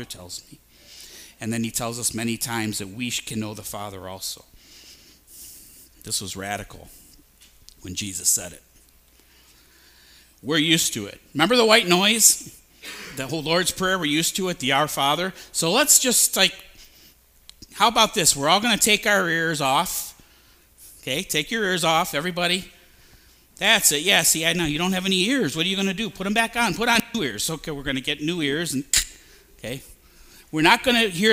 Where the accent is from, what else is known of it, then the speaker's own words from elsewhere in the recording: Maple Heights, Ohio, United States; I'm from Maple Heights. I'm from here